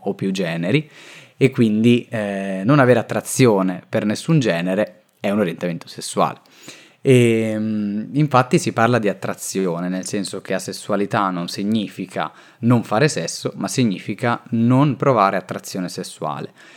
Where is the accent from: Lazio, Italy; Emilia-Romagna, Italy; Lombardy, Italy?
Emilia-Romagna, Italy; Rimini; now in Milan, Italy; io vengo da Rimini e ora vivo a Milano